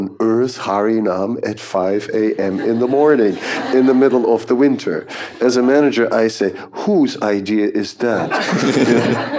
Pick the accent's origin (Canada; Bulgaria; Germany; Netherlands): Netherlands; moved away; we are both from the Netherlands